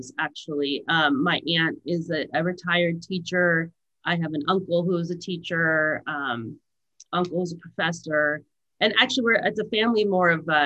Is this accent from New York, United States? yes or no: no; Valley Center, California, United States; also born or lived in Escondido, California; now in Santa Barbara, United States; I was born in North County, San Diego, and my mom and dad lived on an avocado ranch in a trailer